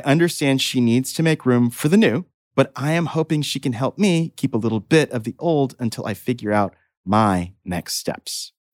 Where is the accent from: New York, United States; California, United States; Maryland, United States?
New York, United States; Brooklyn; I'm from Brooklyn